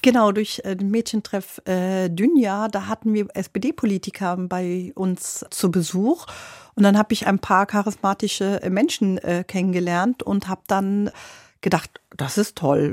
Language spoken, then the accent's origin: German; Berlin, Germany; also born or lived in Lebanon; Ich bin in Berlin aufgewachsen